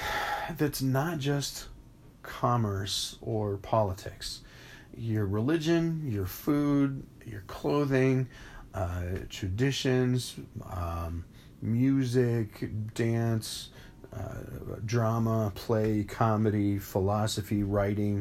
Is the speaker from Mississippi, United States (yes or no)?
no; Phoenix, Arizona, United States; now in Charter Oak, United States; I grew up in Phoenix, Arizona, in the Southwest